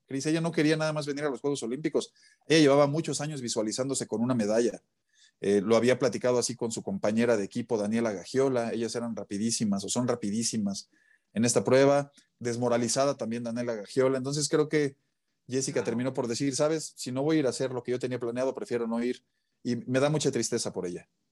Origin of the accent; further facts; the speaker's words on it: Mexico; como mexicano